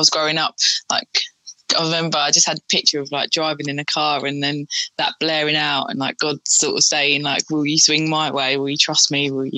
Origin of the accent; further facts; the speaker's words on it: Mitcham, London, United Kingdom; moved away as an adult; also born or lived in Trinidad / Portsmouth; now in Medway, United Kingdom; I was born in Trinidad. My family moved to England and then we always lived around Mitcham